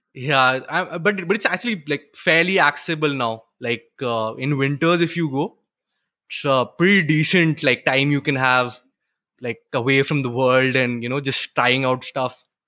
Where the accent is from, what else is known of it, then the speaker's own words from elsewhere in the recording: Western Uttarakhand, India; now in Pune, India; I'm from, uh, Uttarakhand. Actually, uh, Western Uttarakhand. So, we are hill people